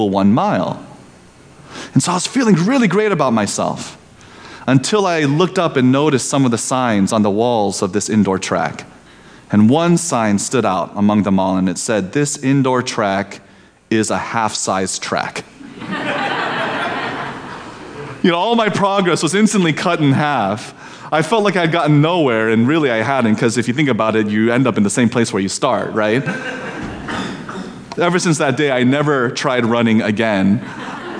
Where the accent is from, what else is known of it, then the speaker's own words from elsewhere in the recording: Indiana, United States; Growing up in Indiana, where the land is flat and the people are unhurried